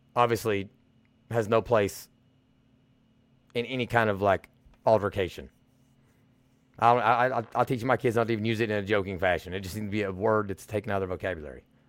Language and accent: English; Eastern Kentucky, United States; coming out of the East, coming out of Eastern Kentucky.